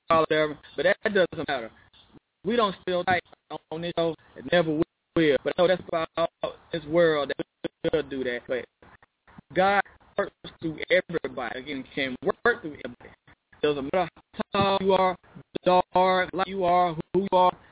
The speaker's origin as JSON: {"language": "English", "town": "Chicago", "region": "Illinois", "country": "United States", "tie": "born there", "lives_now": "Arkansas, United States", "said": "He was born in Chicago. I was born in Chicago."}